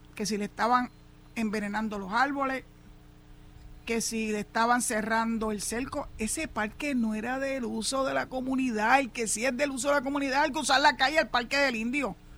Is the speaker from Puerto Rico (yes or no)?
yes; San Juan, Puerto Rico; yo soy nacido y criado en San Juan.